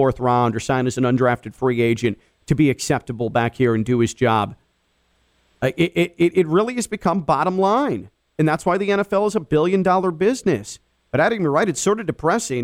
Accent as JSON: {"language": "English", "town": "Chicago", "region": "Illinois", "country": "United States", "moved": "yes", "said": "I'm a Chicago guy"}